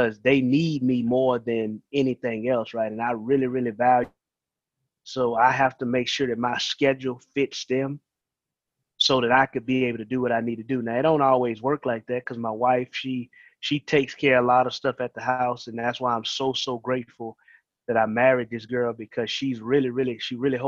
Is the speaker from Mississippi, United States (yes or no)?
yes; Columbia, Mississippi, United States; also born or lived in Marrero, Louisiana; now in Sumrall, United States; I'm originally from Marrero, Louisiana, but my family moved to Mississippi, Columbia, whenever I was 6 years old. So I've been staying there